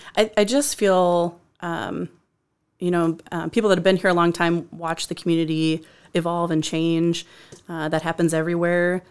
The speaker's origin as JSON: {"language": "English", "town": "Decorah", "region": "Iowa", "country": "United States", "tie": "born or raised there", "also_born_or_lived": "Cedar Rapids", "moved": "as an adult", "said": "in my hometown"}